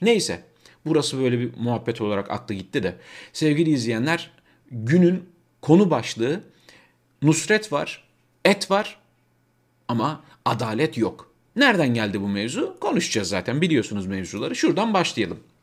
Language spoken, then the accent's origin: Turkish; Turkey; now in Germany; Türkler olarak burada yaşayan 4-5 milyon Türk olarak